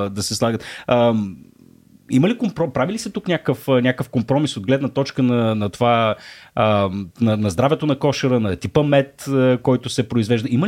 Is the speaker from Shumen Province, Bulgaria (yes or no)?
yes; Shumen, Shumen Province, Bulgaria; От Шумен. Аз съм от Шумен.